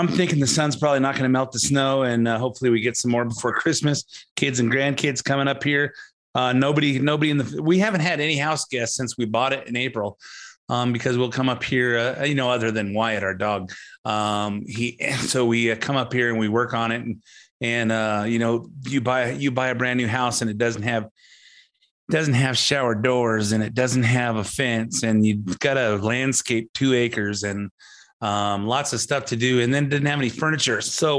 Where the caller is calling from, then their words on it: Montana, United States; I'm recording in from Montana. Beautiful white mountains, beautiful snowy stuff.